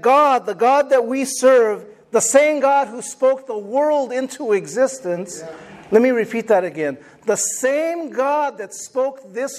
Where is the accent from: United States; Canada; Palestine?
United States; Napa, California; I'm just from American Canyon. I'm from Vallejo. I grew up in Napa.